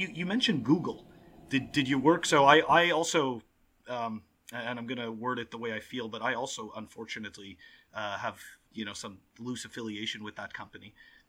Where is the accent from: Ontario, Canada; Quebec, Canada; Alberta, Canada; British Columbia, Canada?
Quebec, Canada; Montreal; moved away; I'm originally from Montreal